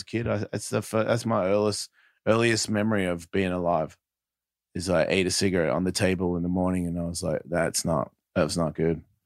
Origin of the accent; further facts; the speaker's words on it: Australia; I'm from Australia